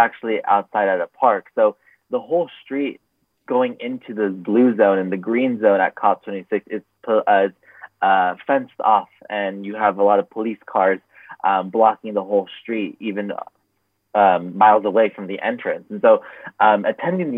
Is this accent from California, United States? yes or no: yes; Los Angeles, California, United States; I am originally from Los Angeles, California, also known as Tongva Land. And at a young age, I grew up in a low-income area.